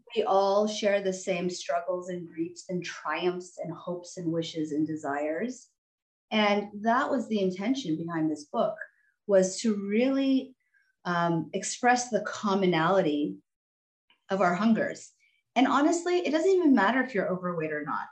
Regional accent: Texas, United States; also born or lived in California; looked like an immigrant, had immigrant parents, was living in Texas

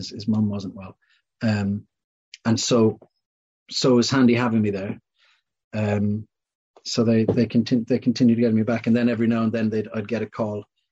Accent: Ireland; growing up in Ireland, I never watched Doctor Who.

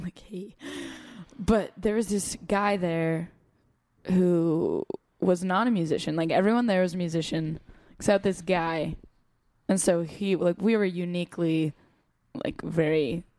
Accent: Los Angeles, California, United States; accent: American; I'm from LA, whatever. And somehow he didn't understand that I still live there, despite my clear American accent

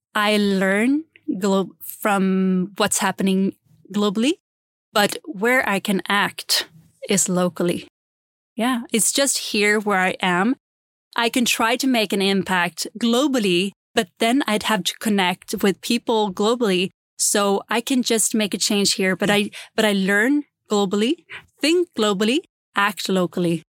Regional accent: Gotland, Sweden; accent: Gotlandic; English is a second language; moved away; I grew up in a very small island called Gotland

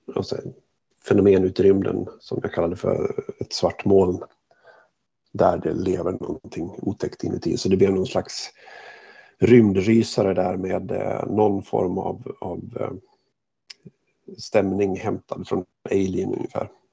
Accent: Hofors, Gävleborg County, Sweden; moved away; jag var hemma i Hofors och besökte mina föräldrar

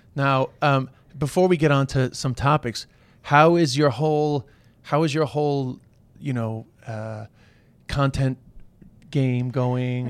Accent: Ireland; with the Irish

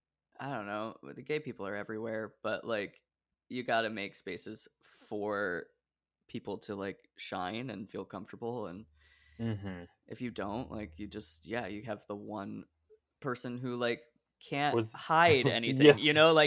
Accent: Portland, Oregon, United States; I grew up in a suburb of Portland, Oregon.

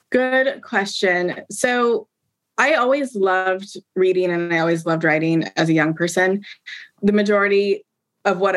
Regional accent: Pacific Northwest, United States; growing up in the Pacific Northwest in a, in a majority white community.

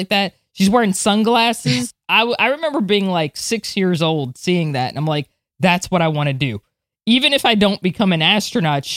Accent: Florida, United States; growing up in Florida

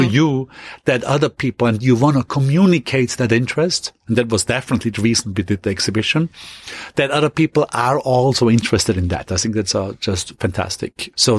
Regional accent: Austria; going quickly back to my hometown in Austria

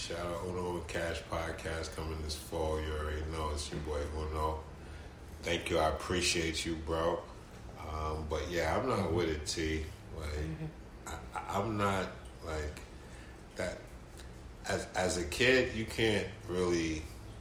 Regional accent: New York City, New York, United States; I come from the Bronx

